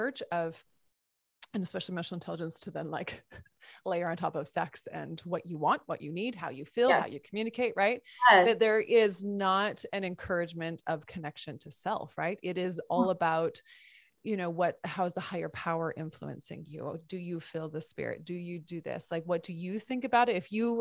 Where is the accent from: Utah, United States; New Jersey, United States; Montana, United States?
Montana, United States; I grew up in Montana